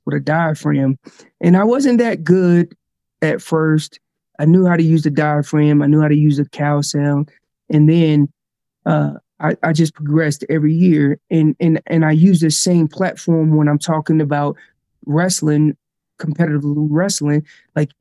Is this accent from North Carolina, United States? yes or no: yes; North Carolina, United States; moved away as an adult; now in Colorado, United States; I'm originally from North Carolina. I live out in Colorado now.